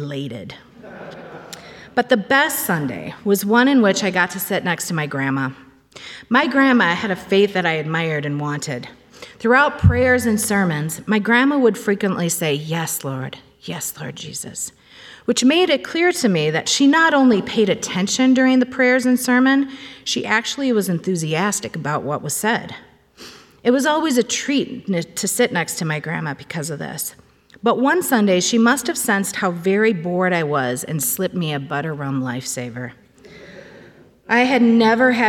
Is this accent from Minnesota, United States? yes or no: yes; Cambridge, Minnesota, United States; born or raised there